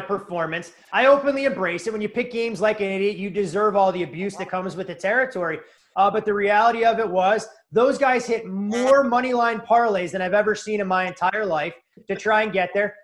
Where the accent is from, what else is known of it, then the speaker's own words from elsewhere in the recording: Chicago, Illinois, United States; moved away; also born or lived in New England; I grew up in Chicago uh, in a middle class